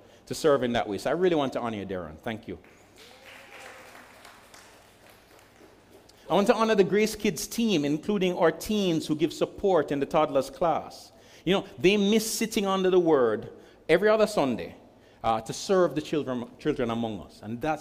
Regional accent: Jamaica; I'm speaking as a Jamaican

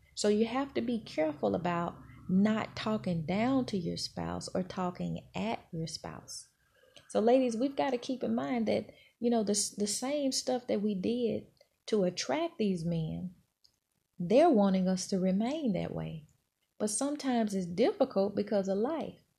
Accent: Mississippi, United States; moved away; I'm from Mississippi

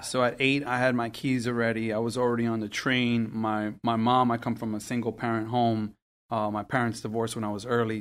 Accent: New York City, New York, United States; first language Spanish; I grew up in Queens

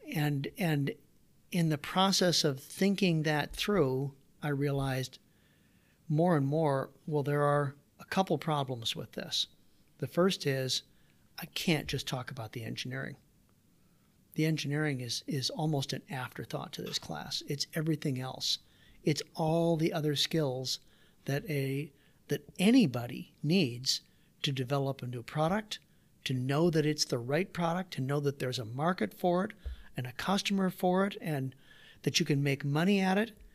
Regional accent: Waterloo, Iowa, United States; also born or lived in Davenport, Iowa; I grew up, so I was born in Davenport, Iowa, did my grade school years in Waterloo.

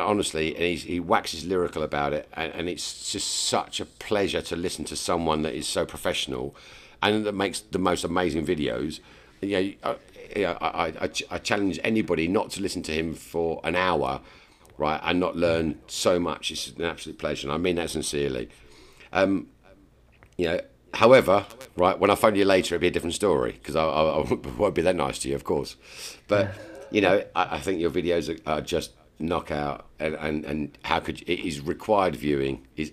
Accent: England, United Kingdom; I'm English

